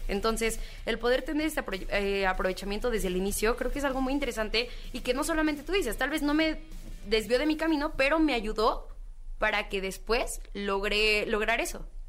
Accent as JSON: {"language": "Spanish", "country": "Mexico"}